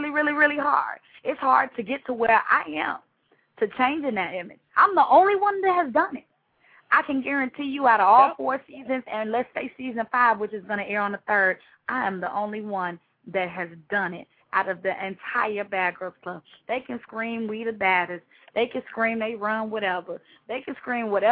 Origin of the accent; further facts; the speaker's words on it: Chicago, Illinois, United States; I am from Chicago, born and raised